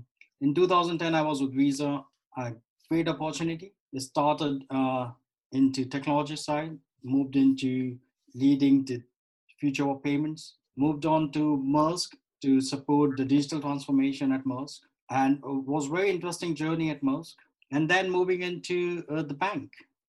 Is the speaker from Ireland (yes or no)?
no; India; I was born and raised in India in the family of accommodations.